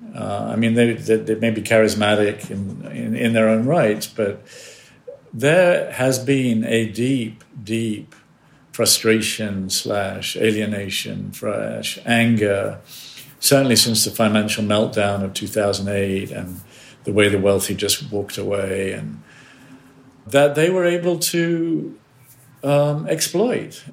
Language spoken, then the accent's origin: English; United States; as an American